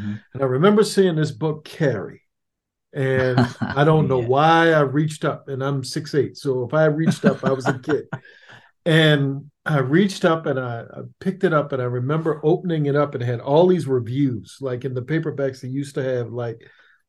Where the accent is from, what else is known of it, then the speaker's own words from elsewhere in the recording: Annapolis, Maryland, United States; I grew up in Annapolis, Maryland, which is outside of Baltimore and D.C.